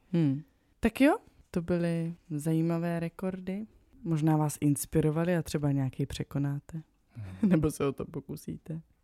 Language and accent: Czech; South Moravian Region, Czechia; já jsem z Jižní Moravy